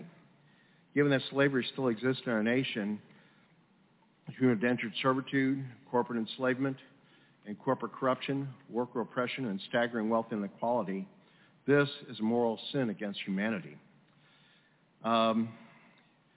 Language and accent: English; St. Louis, Missouri, United States; I am from South St. Louis